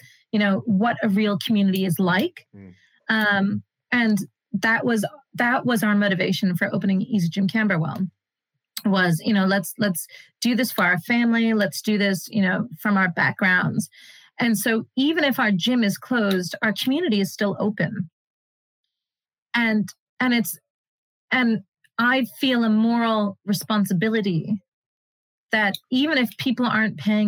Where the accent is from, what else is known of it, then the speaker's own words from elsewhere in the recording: United States; now in United Kingdom; we're immigrant kids, right? Like both of our parents kind of came to, I'm an American